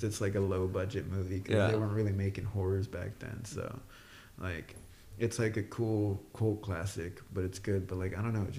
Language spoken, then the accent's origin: English; Texas, United States; I'm from Texas